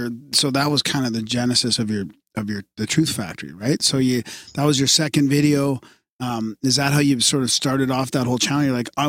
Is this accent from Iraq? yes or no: no; Montreal, Quebec, Canada; I was born in Montreal in 1970, so it's a good thing as a non-Catholic fucking kid.